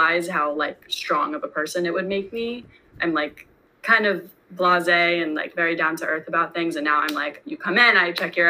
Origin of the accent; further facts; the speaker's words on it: New York, United States; I'm born and raised in New York.